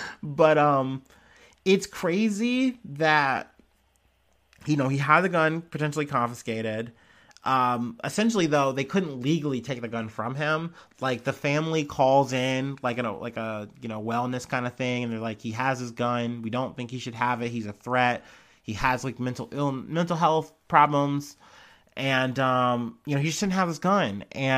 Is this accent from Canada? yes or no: no; St. Louis, Missouri, United States; born there; I was born in St. Louis, Missouri.